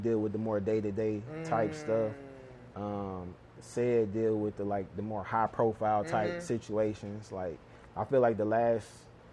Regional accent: Cleveland, Ohio, United States; I'm from Cleveland

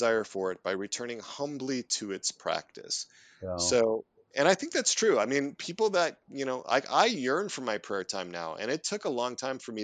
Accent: Neenah, Wisconsin, United States; I grew up in a little town called Nina, not far from Green Bay. And there's a huge cultural aspect of the Packers when you grow up in East Central Wisconsin

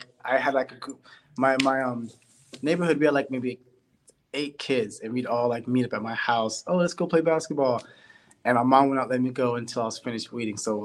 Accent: Sacramento, California, United States; my hometown, Sacramento

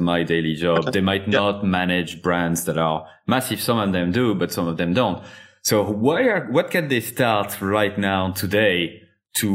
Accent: France; accent: French; English is a second language; I do have a French accent and I'm not going to remove it

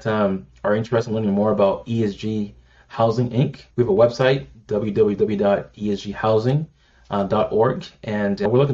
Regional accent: United States; being raised here as an American

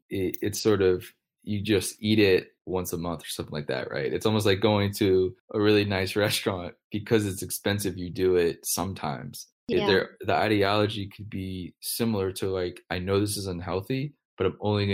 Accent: United States; as an American

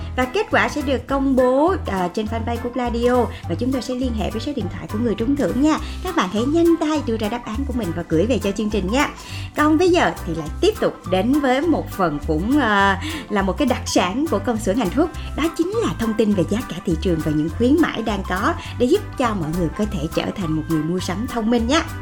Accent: Vietnam

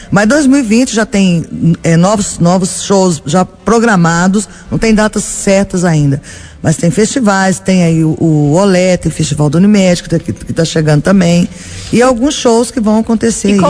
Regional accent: Belo Horizonte, Minas Gerais, Brazil; Sou de Belo uhum. Horizonte, né?

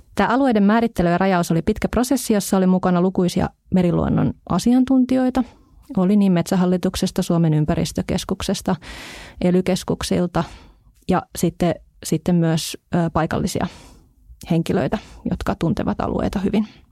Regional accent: Hamina, Kymenlaakso, Finland; minun kotipuolessani tuolla Hamina edustalla oleva Summanlahti

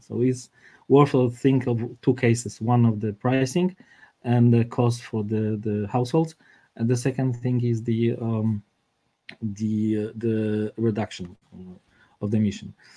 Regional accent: Warsaw, Masovian Voivodeship, Poland; I'm from Warsaw, not from Krakow

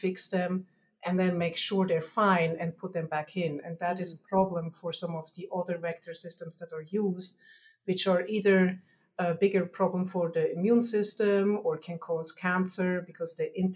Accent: Switzerland; accent: Germanish; moved away; I'm originally from Switzerland, so you'll hear my Germanish accent

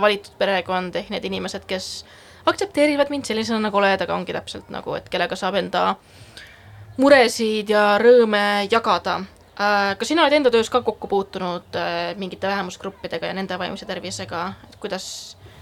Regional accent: Estonia; moved away as an adult; also born or lived in Netherlands; ma olen eestlane

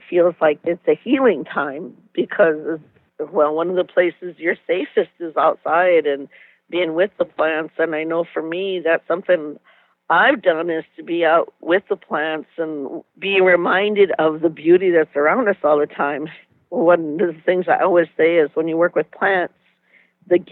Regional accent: United States; now in Minneapolis-St. Paul, United States; I'm from Tonawanda Reservation, and right now I'm working at the Dream Wild Health Farm.

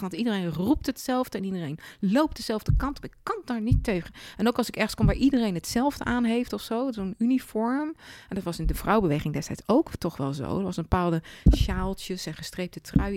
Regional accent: Leersum, Utrecht, Netherlands; het dorp waar ik ben opgegroeid, Leersum

